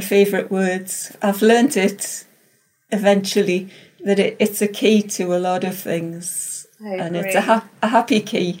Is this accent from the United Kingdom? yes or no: yes; the north of England, United Kingdom; me being a born and bred northerner.